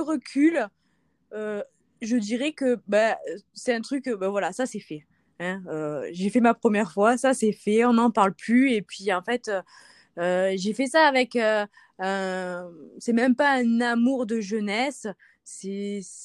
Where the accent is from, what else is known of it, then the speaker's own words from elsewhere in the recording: Provence-Alpes-Côte d'Azur, France; also born or lived in Marseille; now in Isère, France; je suis originaire euh, bah, de Marseille. Euh, je suis née là-bas, mais j'ai grandi en Haute-Provence